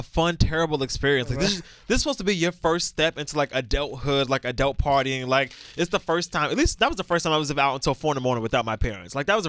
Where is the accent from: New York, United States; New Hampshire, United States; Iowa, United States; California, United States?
New York, United States; New York City; I'm still from Brooklyn, though